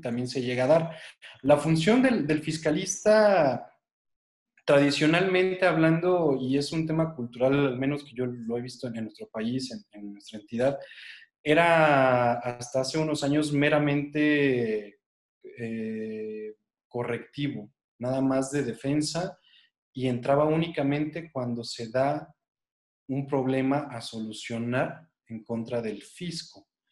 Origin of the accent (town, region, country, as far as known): Mexico